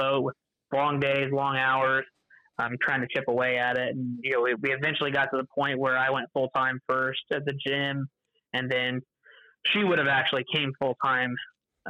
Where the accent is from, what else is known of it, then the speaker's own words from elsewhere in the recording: Terre Haute, Indiana, United States; I'm from Terre Haute, Indiana, which is a little bit west of Indianapolis